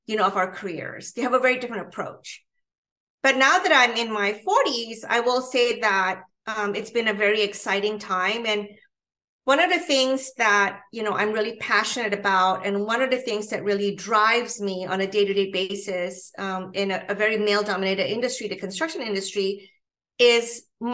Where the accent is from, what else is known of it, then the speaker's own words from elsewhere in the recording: Malaysia; now in United States; I was born and raised in Malaysia, in Southeast Asia.